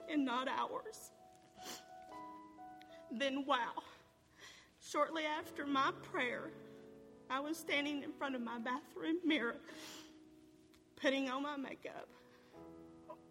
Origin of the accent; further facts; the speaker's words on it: Carroll County, Georgia, United States; I was born and raised here in Carroll County